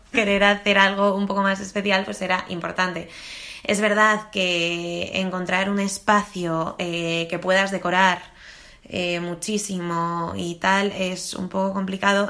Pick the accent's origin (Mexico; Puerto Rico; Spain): Spain; somos españoles